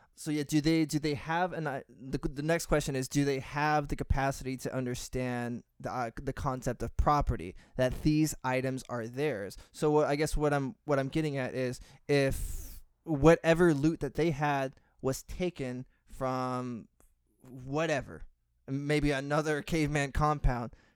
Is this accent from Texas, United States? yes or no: yes; Texas, United States; growing up in Texas, and, I mean, geez, I grew up in a Hispanic family